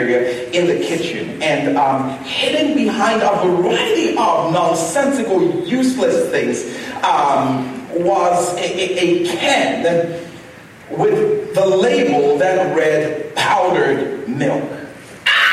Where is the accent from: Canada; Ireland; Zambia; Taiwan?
Zambia; my brother and I, growing up in Zambia, we had a number of rituals.